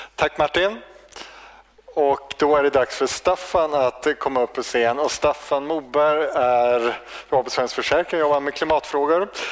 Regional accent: High Coast, Västernorrland County, Sweden; jag kommer ju från Höga Kusten

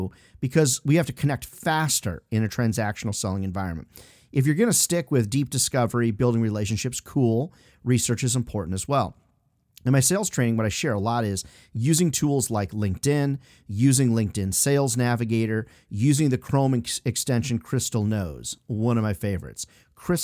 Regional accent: Chicago, Iowa, Midwest, United States; moved away; also born or lived in Illinois; I grew up in the Midwest, Chicago, Iowa, Illinois, Midwestern stuff

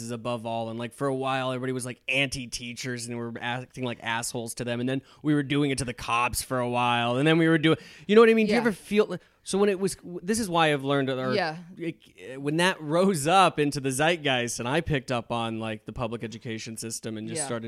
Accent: San Diego, California, United States; I'm from San Diego

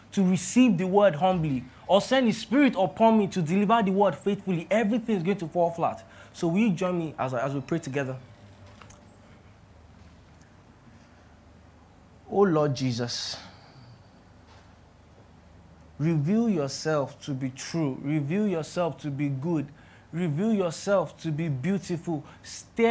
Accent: Ilorin, Kwara, Nigeria; moved away as an adult; now in Lagos, Nigeria; I was born and bred in Ilorin and things were very, very chill there

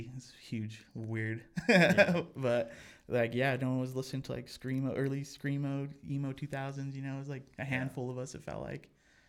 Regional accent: Pueblo, Colorado, United States; now in Denver, United States; I was born and raised in Pueblo, Colorado. Moved up to Denver after I graduated high school to go to college.

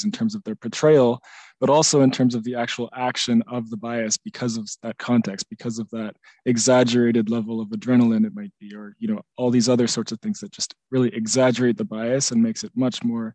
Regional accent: Canada; being a Canadian

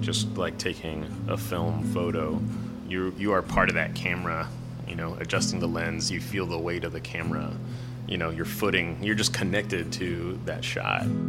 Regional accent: San Antonio, Texas, United States; now in Houston, United States; I grew up in San Antonio

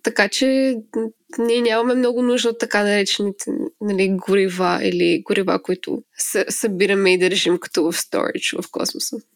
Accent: Smolyan, Smolyan Province, Bulgaria; moved away as an adult; now in Finland; аз съм родена и израснала в Смолан, който е така доста малък град

